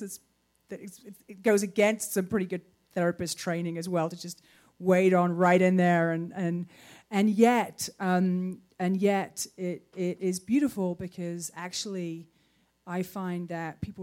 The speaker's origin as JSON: {"language": "English", "country": "United Kingdom"}